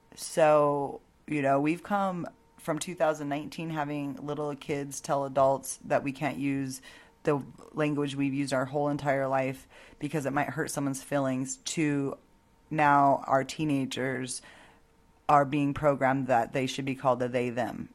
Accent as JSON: {"language": "English", "country": "United States"}